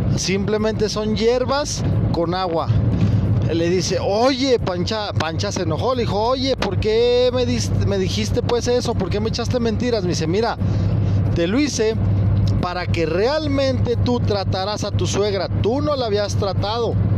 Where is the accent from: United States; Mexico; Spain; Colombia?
Mexico; Zacatecas; ahí en Zacatecas, de donde yo soy